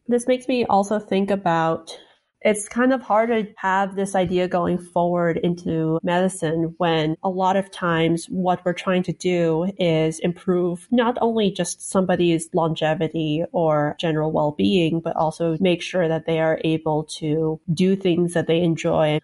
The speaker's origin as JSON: {"language": "English", "town": "Salt Lake City", "region": "Utah", "country": "United States", "tie": "born or raised there", "also_born_or_lived": "Chicago / China / Minnesota", "moved": "as an adult", "lives_now": "Maryland, United States", "said": "I was born in Chicago, lived in China for half a year, then lived in Minnesota for another year, and then, uh, made that drive, uh, down to Salt Lake City, where I was until I left for college"}